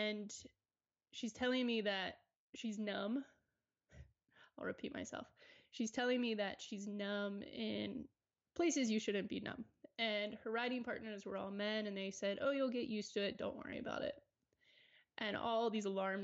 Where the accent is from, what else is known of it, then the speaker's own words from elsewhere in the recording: Maryland, United States; also born or lived in Charlotte, North Carolina; now in Colorado, United States; I grew up in Maryland. I spent 8 years in Charlotte, North Carolina